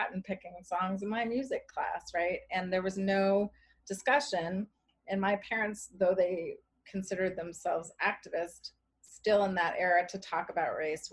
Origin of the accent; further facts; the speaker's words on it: Charlottesville, Virginia, United States; now in Cambridge, United States; I grew up in Charlottesville, Virginia